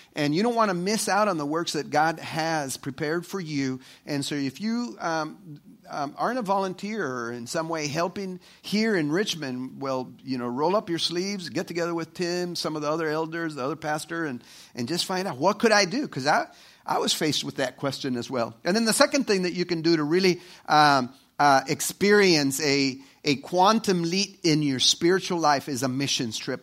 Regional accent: El Salvador; moved away; El Salvador. And that's, uh, uh, you know, my, my, my home country

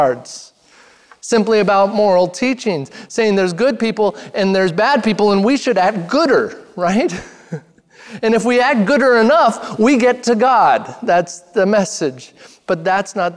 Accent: Redmond, Oregon, United States; moved away; I grew up in Redmond, Oregon, small town in central Oregon.

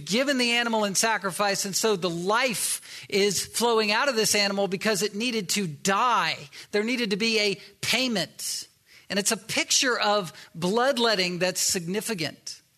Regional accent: the South, United States; yeah, I'm from the South originally.

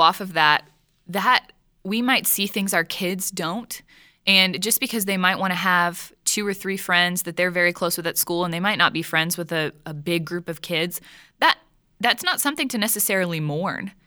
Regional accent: Texas, United States; I'm from Texas

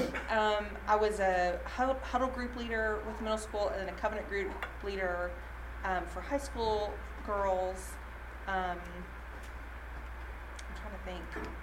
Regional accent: Southern United States, United States; also I went to Lipscomb and I'm from the South and I just feel like I know a lot of people

